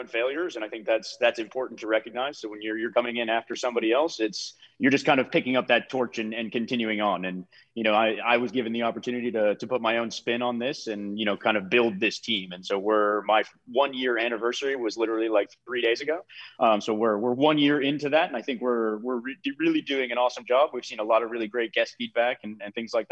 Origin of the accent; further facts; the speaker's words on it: Massachusetts, United States; moved away; also born or lived in Cape Cod; after spending 6 years on Cape Cod and growing up in Massachusetts as a whole